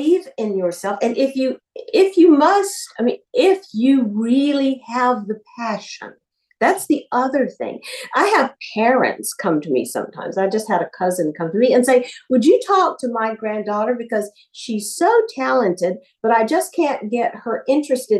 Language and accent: English; Alabama, United States; moved away; also born or lived in Los Angeles; I was from Alabama.